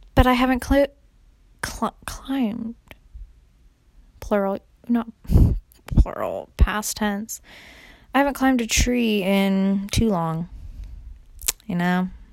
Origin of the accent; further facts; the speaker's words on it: California, United States; now in Raleigh, United States; because I'm from California